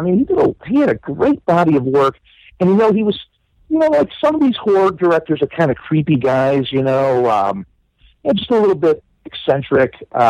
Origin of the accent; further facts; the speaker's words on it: Euclid, Ohio, United States; Wes Craven is from the Cleveland area like we are. In fact, he was born in Euclid General Hospital. I was born in Euclid General Hospital.